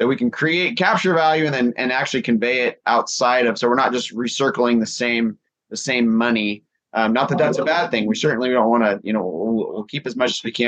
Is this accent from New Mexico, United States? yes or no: no; Skagit Valley, Washington, United States